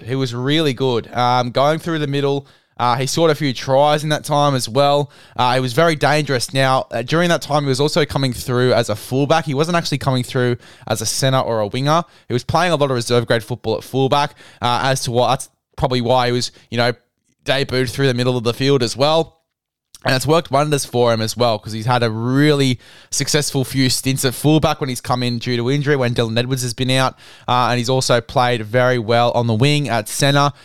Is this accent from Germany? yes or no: no; Australia; I'm an Australian